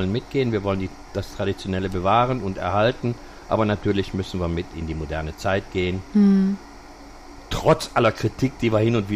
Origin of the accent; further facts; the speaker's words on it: Düsseldorf, North Rhine-Westphalia, Germany; born there; wir sind beide äh, geborene Düsseldorfer und äh, in gewisser Weise auch Lokalpatrioten.